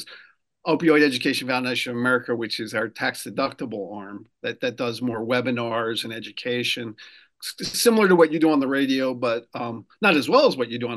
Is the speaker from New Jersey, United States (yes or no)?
yes; New Jersey, United States; moved away as an adult; also born or lived in Brooklyn, New York; now in Rhode Island, United States; I actually grew up in New Jersey. Grew up in South Jersey near Philadelphia. I was born in Brooklyn and moved to Rhode Island